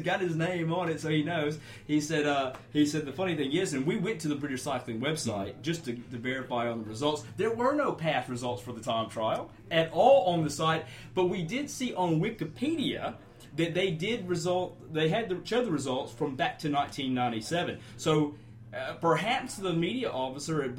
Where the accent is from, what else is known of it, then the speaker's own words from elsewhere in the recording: Louisiana, United States; now in Australia; I'm from the U.S. Louisiana.